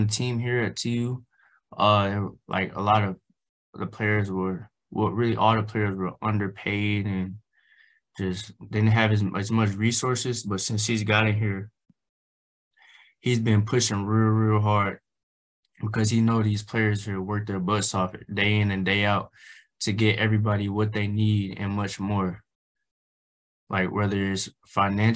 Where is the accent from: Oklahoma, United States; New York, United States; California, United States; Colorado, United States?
Oklahoma, United States; Tulsa; also born or lived in Arkansas / New Mexico; my hometown here in Tulsa